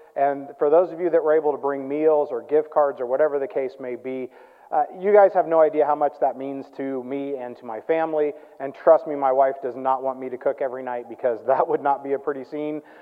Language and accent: English; Midwest, United States; I grew up in the Midwest